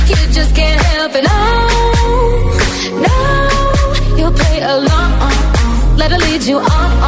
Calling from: Alcoy, Valencian Community, Spain; Hola, GTFM … de Alcoy.

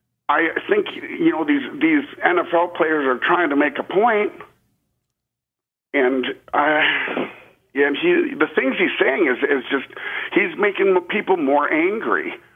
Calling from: Austin, Texas, United States; I'm calling from Austin, Texas.

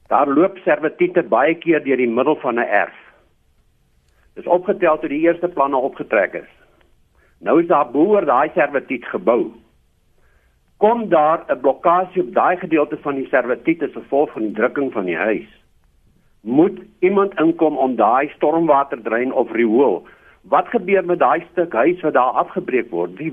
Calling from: Roodepoort, Gauteng, South Africa; Ek is hier van Rodepoort.

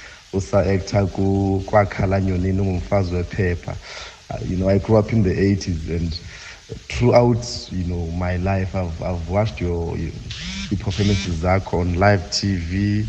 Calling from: East London, Eastern Cape, South Africa; from East London, Eastern Cape.

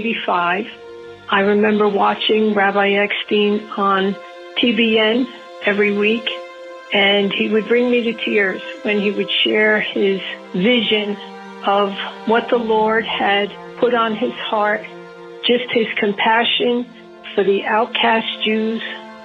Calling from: Tampa, Florida, United States; I'm calling from Tampa, Florida.

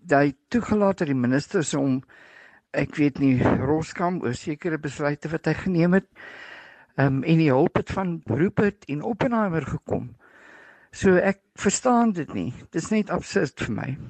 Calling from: Pretoria, Gauteng, South Africa; van Pretoria.

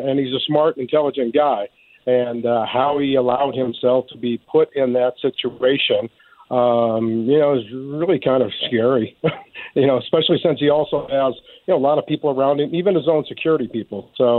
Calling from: Colorado, United States; also born or lived in New York, New Jersey area; I'm calling you from Colorado tonight.

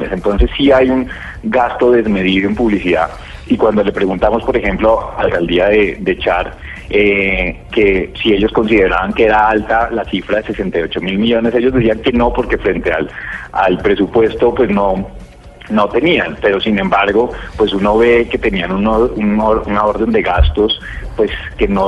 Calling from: Bogotá, Colombia; de Bogotá

